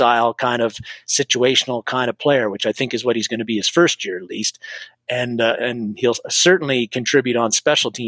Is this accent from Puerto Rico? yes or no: no; Canada; I'm Canadian